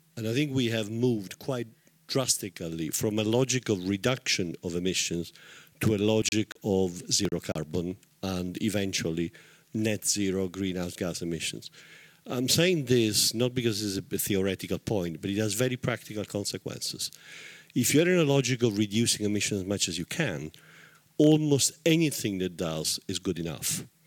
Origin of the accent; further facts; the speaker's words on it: Taranto, Apulia, Italy; I come from Taranto in southern Italy